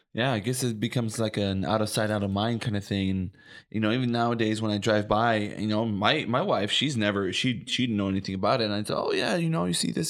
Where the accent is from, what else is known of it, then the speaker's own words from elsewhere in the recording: Oxnard, California, United States; I grew up in Oxnard